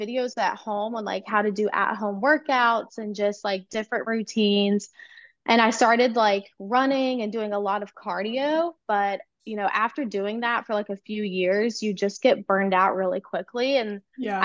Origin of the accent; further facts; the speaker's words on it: North Carolina, United States; I'm from North Carolina